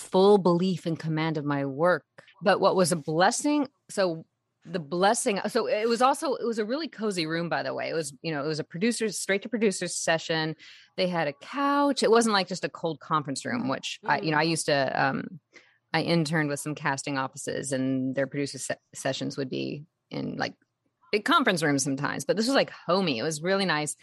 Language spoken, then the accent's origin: English; San Diego, California, United States; I grew up in San Diego